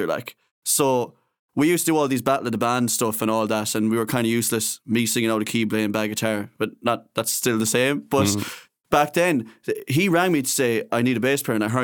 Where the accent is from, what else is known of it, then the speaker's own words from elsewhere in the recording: Castlerea, Connacht, Ireland; we're both from Castlereagh.